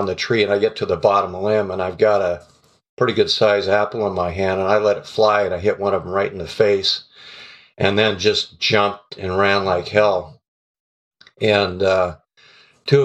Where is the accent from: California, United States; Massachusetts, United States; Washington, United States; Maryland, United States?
Washington, United States; Renton; We grew up in the Renton Highlands, which is just south and east of Seattle